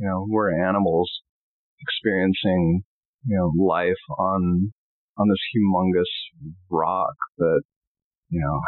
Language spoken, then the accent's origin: English; Long Beach, California, United States; growing up in Long Beach